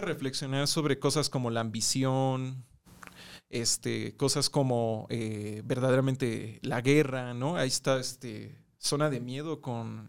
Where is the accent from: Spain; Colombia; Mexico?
Mexico; nosotros también como mexicanos